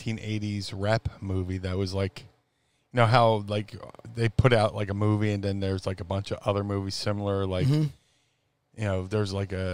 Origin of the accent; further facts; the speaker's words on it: Atlantic City, New Jersey, United States; growing up in Atlantic City, I was always a summer guy, always down the beach